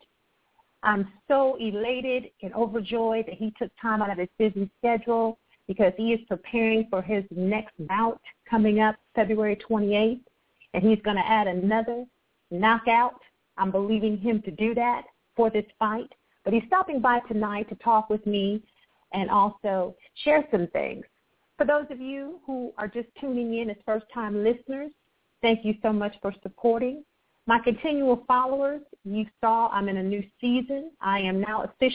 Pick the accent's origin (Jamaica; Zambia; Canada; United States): United States; Akron, Ohio; I was born and raised in Akron, Ohio